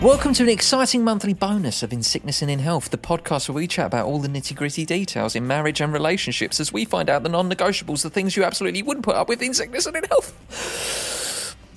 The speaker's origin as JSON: {"language": "English", "country": "United Kingdom", "said": "we're British"}